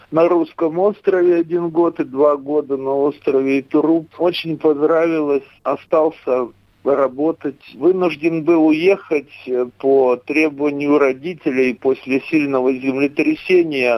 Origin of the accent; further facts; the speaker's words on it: Sinki, Byerastavitsa District, Grodno Region, Belarus; moved away as an adult; also born or lived in Kirov, Russia / Iturup, Russia / Belovezhskaya Pushcha, Belarus; now in Kunashir, Russia; родился в деревне Синки Берестовицкого района Гродненской области, Республики Белоруссия. Учился в школе, закончил училище сельскохозяйственное, затем уехал